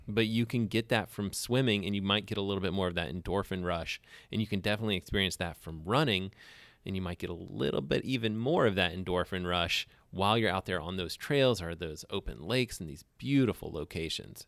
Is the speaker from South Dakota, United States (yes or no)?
no; Alabama, United States; moved away; I grew up in Alabama